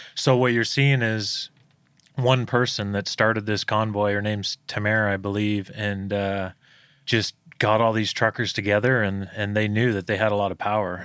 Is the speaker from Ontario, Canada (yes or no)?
yes; Toronto, Ontario, Canada; moved away; in, in Ontario, my, where I'm from, it's the, uh, most lockdown place in the world